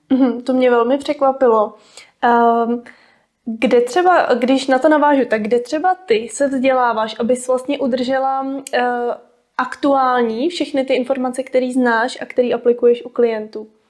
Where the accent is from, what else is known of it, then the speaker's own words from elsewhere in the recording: Jihlava, Vysočina Region, Czechia; sama pocházím z Jihlavy